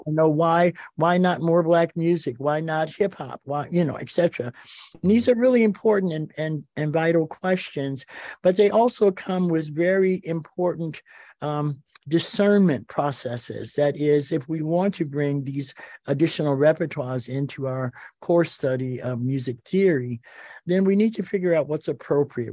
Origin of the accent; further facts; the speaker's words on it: Detroit, Michigan, United States; I grew up in Detroit, Michigan, uh, in the nineteen fifties and sixties